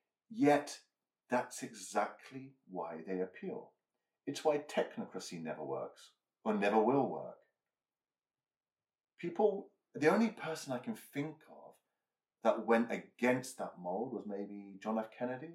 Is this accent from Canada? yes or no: no; United Kingdom; We're both British.